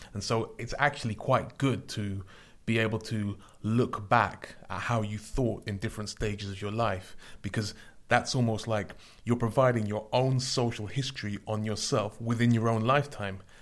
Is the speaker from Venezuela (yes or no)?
no; London, United Kingdom; I grew up in London